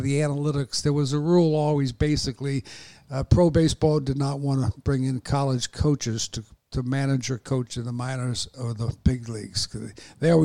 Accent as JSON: {"language": "English", "town": "Phoenix", "region": "Arizona", "country": "United States", "tie": "born or raised there", "said": "I grew up in Phoenix, Arizona."}